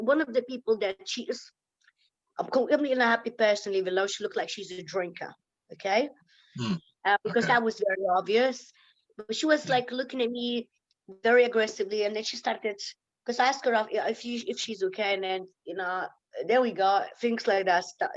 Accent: Lithuania; English is a second language; moved away as an adult; also born or lived in Ireland; now in England, United Kingdom; I live in England 16 years now. I lived in Ireland. I am from Lithuania, okay? I'm not English.

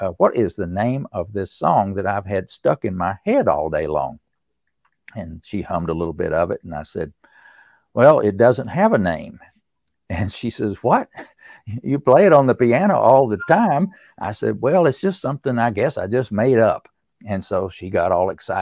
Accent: East Tennessee, United States; growing up in East Tennessee

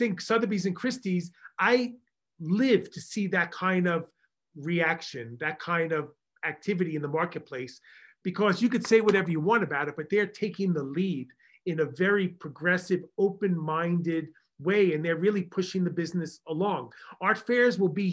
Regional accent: Long Island, New York, United States; accent: Long Island; my Long Island accent

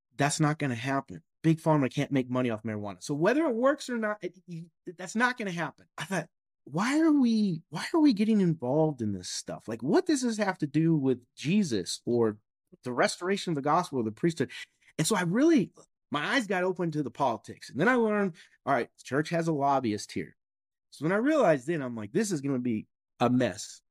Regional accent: Kentucky, United States; I'm born and raised in Kentucky.

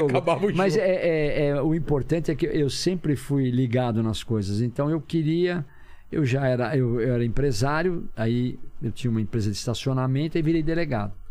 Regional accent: São Paulo, Brazil; eu sou paulista, é, eu sou paulistano, paulistano, paulistano de, de, Genópolis, Barra Funda, Barão de Limeira, nasci ali. Turma do Barão, das Perdizes.

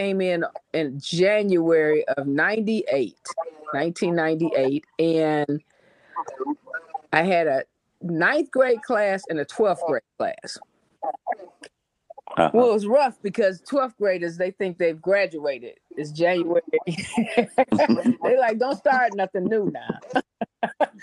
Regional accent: Detroit, Michigan, United States; I'm from Detroit, Michigan, and that's how we greet each other.

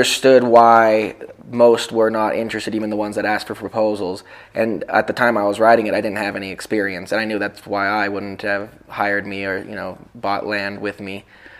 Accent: Los Angeles, California, United States; now in Ojai, United States; I grew up in Topanga Canyon in Los Angeles, and then moved to Ojai to raise livestock.

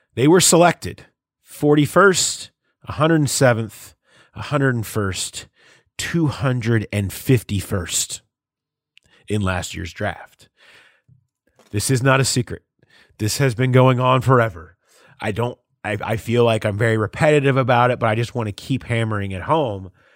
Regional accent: Mason, Ohio, United States; also born or lived in West Chester, Ohio; I grew up in Mason and Westchester. I li-, I lived right there, uh, in the middle of the two of them

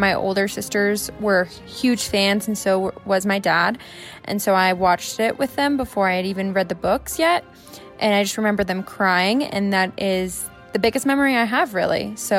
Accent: Colorado, United States; Hi, MuggleCast. … I am from Colorado. I was young when the Harry Potter books came out. I'm still a baby. I'm only 22.

